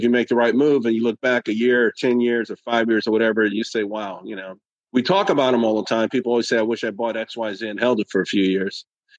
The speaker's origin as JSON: {"language": "English", "region": "New York", "country": "United States", "tie": "born there", "also_born_or_lived": "Pittsburgh / Texas / Germany / Japan", "said": "I was born in New York. Then we moved to Pittsburgh. Then we moved to Texas. Then we moved to Germany. We moved back to Pittsburgh. Then we moved to Japan, back to Texas, Alabama, North Carolina, and Virginia."}